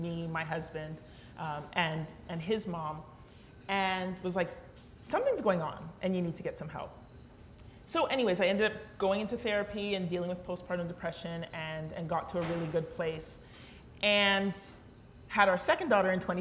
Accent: London, Ontario, Canada; growing up in London, at least when I grew up in London

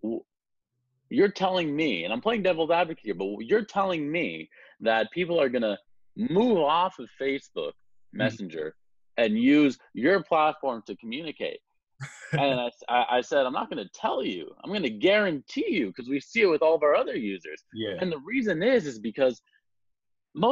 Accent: Montreal, Quebec, Canada; I'm from Montreal

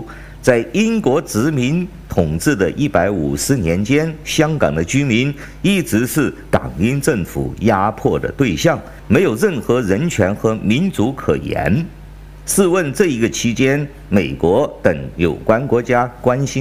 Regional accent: China; 我是来自中国大陆的

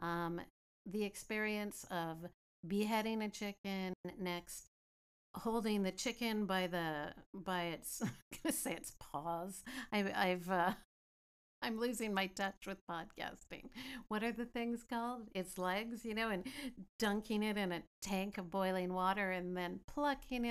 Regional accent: Greendale, British Columbia, Canada; growing up in Greendale, BC, just outside of Chilliwack

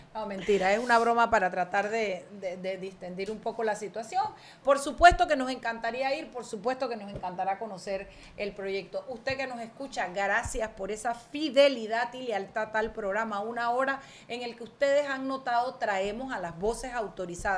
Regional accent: David, Chiriquí, Panama; moved away; la feria de mi pueblo, la feria de San José de David

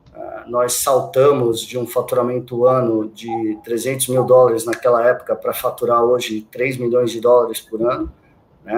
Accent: Santos, São Paulo, Brazil; moved away as an adult; eu sou de Santos, né? Sou natural de Santos. Eu vivi lá quase toda a minha vida, até meus vinte e cinco anos

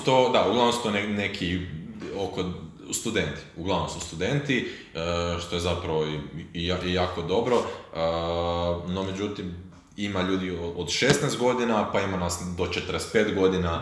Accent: Croatia; kod nas u Hrvatskoj

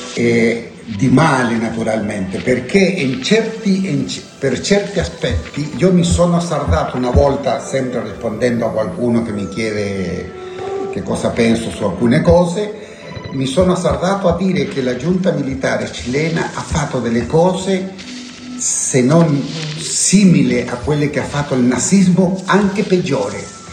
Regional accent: Chile; moved away as an adult; now in Italy; sono arrivato in Italia molto, molto contento, naturalmente molto triste perché lasciavo la, la, la mia terra

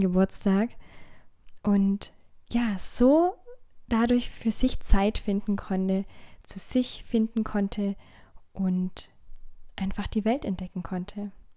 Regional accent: Hechingen, Baden-Württemberg, Germany; moved away; Städtchen Heching, wo ich ursprünglich auch herkomme.

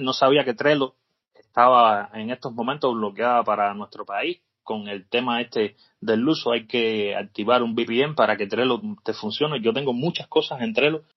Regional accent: Cuba; tú y yo somos cubanos

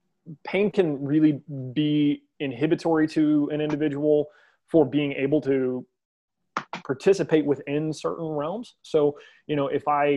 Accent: West Virginia, United States; I'm from West Virginia, as you are, and I'm very proud of our state

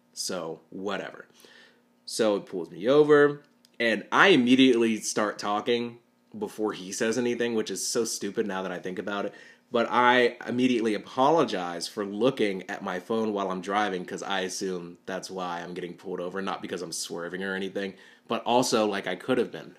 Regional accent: Chattanooga, Tennessee, United States; moved away as an adult; now in Murfreesboro, United States; I live in the middle of Tennessee right now, but I grew up in Chattanooga

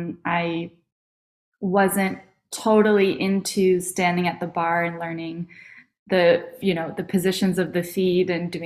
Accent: New York, United States; I'm from New York

